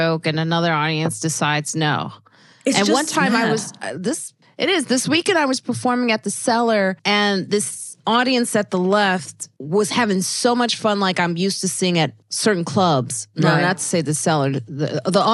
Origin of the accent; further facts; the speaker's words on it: United States; as an American